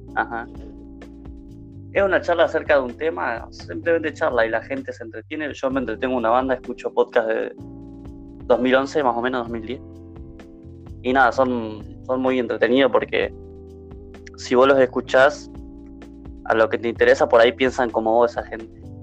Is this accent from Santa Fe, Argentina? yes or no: yes; Santa Fe, Argentina; soy de Argentina, de, Santa Fe